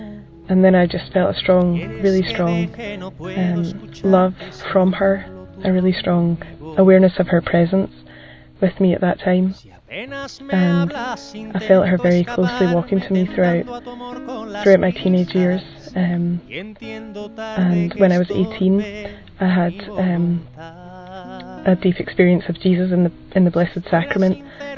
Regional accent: Scotland, United Kingdom; I'm 21 and I'm from Scotland.

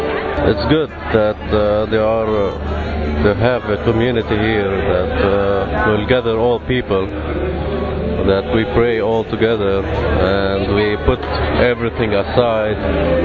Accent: Jerusalem, Jerusalem District, Israel; I'm from Jerusalem, Israel.

